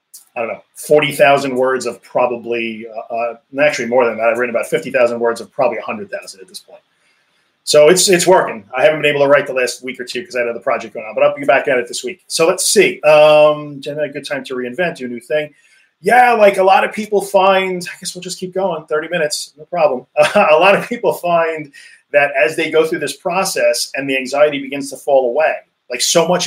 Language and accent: English; United States; accent: American; I'm in the US, as you can tell by my awesome American accent